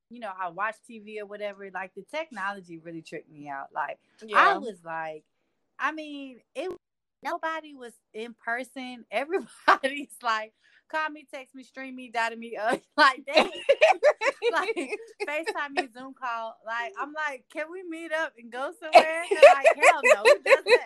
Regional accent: Virginia, United States; moved away as an adult; also born or lived in Florida; now in Atlanta, United States; For real, I was born in Florida, and I stayed there till I was 10. Then I moved to Virginia, and I stayed there until I was 22. And then I came down here to Atlanta

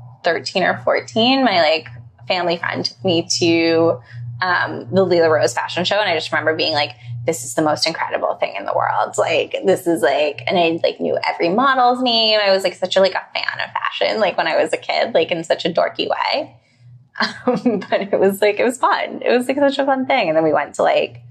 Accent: New York City, New York, United States; also born or lived in London; Growing up in New York City was a really good experience

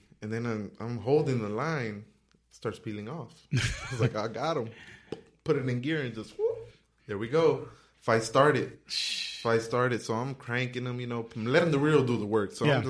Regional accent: Los Angeles, California, United States; South Central. Really? South Central LA, yeah. And it's bad, you know?

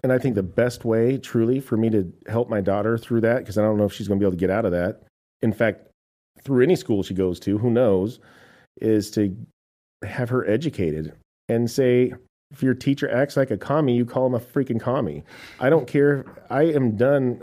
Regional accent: United States; I am an American

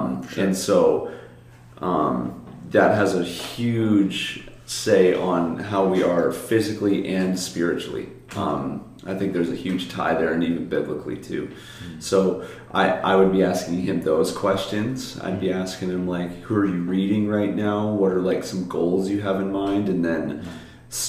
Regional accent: Lake Zurich, Illinois, United States; now in Hawaii, United States; I'm from Lake Zurich, Illinois

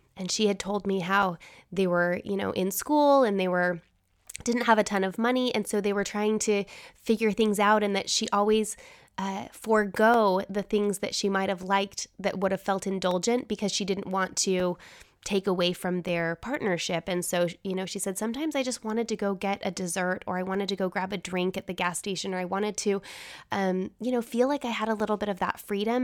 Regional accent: Utah, United States; growing up in Utah

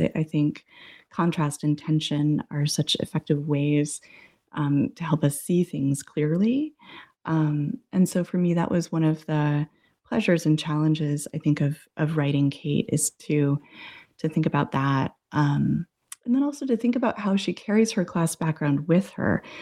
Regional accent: New England, United States; moved away as an adult; also born or lived in Massachusetts / Boston / Arizona; I grew up in New England, went to college in Massachusetts, and then worked in Boston for a number of years, and then I moved to Arizona

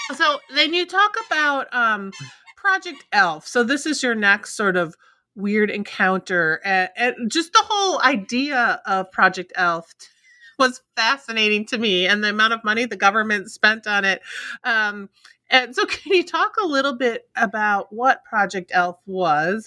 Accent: Minnesota, United States; I grew up in Minnesota, so this one is close to home for me

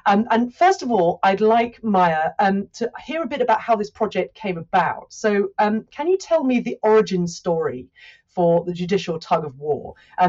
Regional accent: United Kingdom; one of the things that I find fascinating as a Brit looking in from the outside here

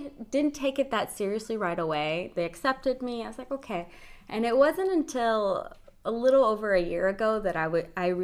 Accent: Palmdale, California, United States; moved away as an adult; now in Oxnard, United States; I'm not from Oxnard. I've been living here for about 10 years now. I'm originally from Palmdale, Lancaster

